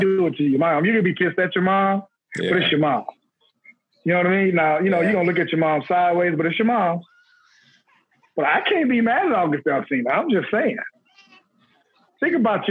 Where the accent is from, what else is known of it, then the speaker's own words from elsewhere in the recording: Houston, Texas, United States; down here in Houston, everybody had a friend whose mom was fine as hell